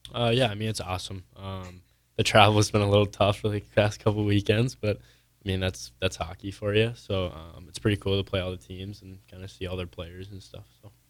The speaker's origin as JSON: {"language": "English", "town": "Coon Rapids", "region": "Minnesota", "country": "United States", "tie": "born or raised there", "moved": "yes", "said": "I'm from Coon Rapids, Minnesota, which is about twenty-five minutes out from the cities"}